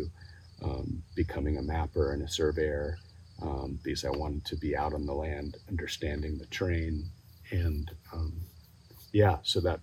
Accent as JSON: {"language": "English", "town": "San Francisco", "region": "California", "country": "United States", "tie": "born or raised there", "moved": "yes", "lives_now": "Utah, United States", "said": "I grew up in San Francisco"}